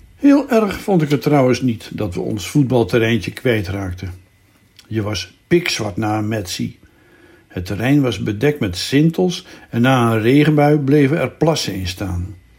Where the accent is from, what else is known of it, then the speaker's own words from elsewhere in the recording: Zaandam, North Holland, Netherlands; moved away; in Zandam de buurt waar ik ben opgegroeid